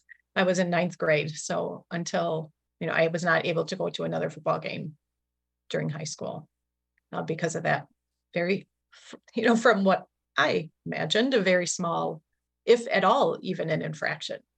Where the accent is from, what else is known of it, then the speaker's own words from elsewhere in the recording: Milwaukee, Wisconsin, United States; I grew up in Milwaukee, Wisconsin